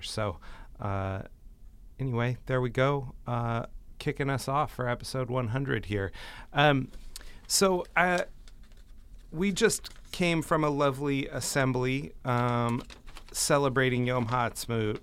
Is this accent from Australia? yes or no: no; United States; for us as American Jews